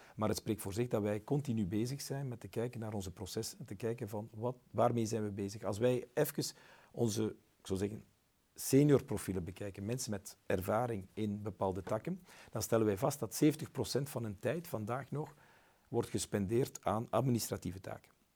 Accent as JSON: {"language": "Dutch", "region": "West Flanders", "country": "Belgium", "said": "Ik ben West-Vlaming"}